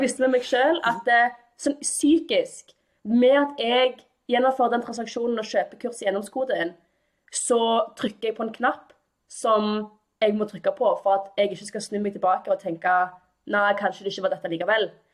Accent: Stavanger, Rogaland, Norway; jeg kommer fra Stavanger. Jeg er født og oppvokst her

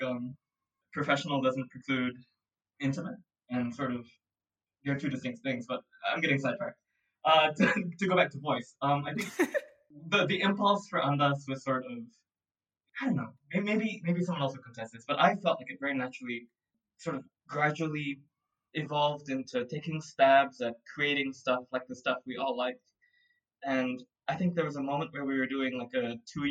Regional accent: Singapore; I'm from Singapore. I'm born and raised. I'm 26 years old right now. All 26 years I've been based in Singapore

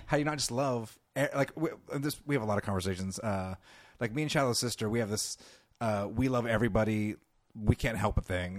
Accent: California, United States; accent: California; I'm from California

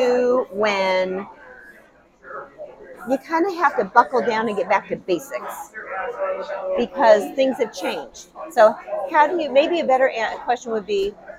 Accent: La Vista, Nebraska, United States; I grew up in La Vista, Nebraska

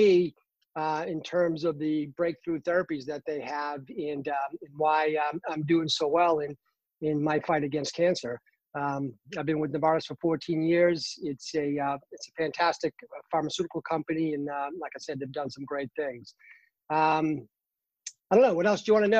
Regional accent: Boston, Massachusetts, United States; now in North Carolina, United States; I'm originally from Boston, Massachusetts. Very proud of my Boston heritage.

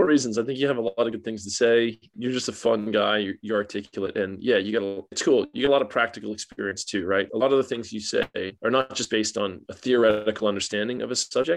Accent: Florida, United States; moved away as an adult; now in Australia; I grew up in Florida

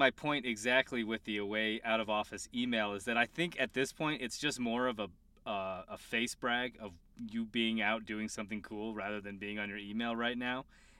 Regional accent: Colorado, United States; Yeah, I'm just from Colorado.

